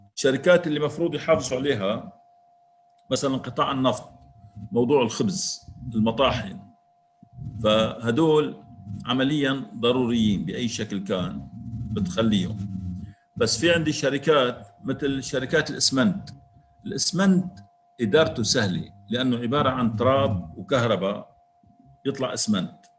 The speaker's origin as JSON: {"language": "Arabic", "country": "Syria", "said": "نحن كسوريين"}